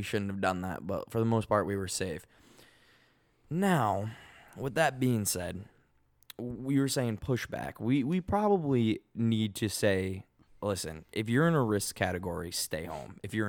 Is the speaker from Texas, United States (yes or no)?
no; Boston, Massachusetts, United States; accent: Boston; And the male bartender next to her goes, "Oh yeah, you from Boston too?" And he like made fun of my accent.